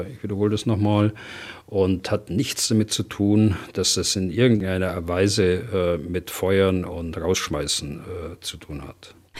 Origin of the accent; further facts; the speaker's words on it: Germany; bei uns in Deutschland